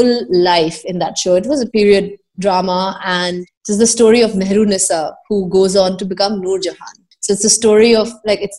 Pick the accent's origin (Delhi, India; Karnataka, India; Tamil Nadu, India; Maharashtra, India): Delhi, India; also born or lived in Bombay; I grew up in Delhi and because my grandparents are Purana Delhi Walas